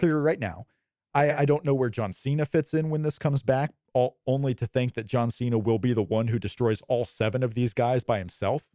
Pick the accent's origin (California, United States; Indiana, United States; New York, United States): Indiana, United States; also born or lived in Florida; I was born in Florida, and I've grown up in Indiana